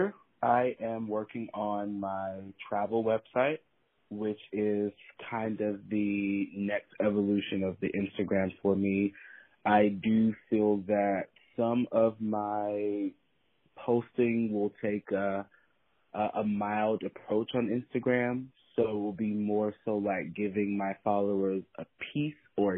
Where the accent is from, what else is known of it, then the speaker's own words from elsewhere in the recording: East Coast, United States; also born or lived in Atlanta; now in Los Angeles, United States; I'm from the East Coast